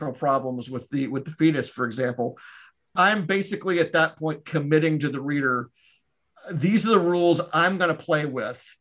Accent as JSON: {"language": "English", "town": "Memphis", "region": "Tennessee", "country": "United States", "tie": "born or raised there", "moved": "yes", "said": "my hometown of Memphis"}